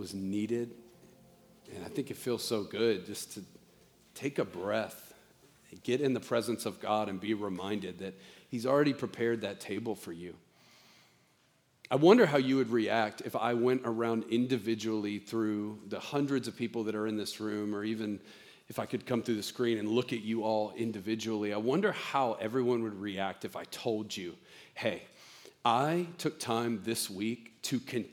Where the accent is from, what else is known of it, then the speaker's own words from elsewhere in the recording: the South, United States; I'm from the South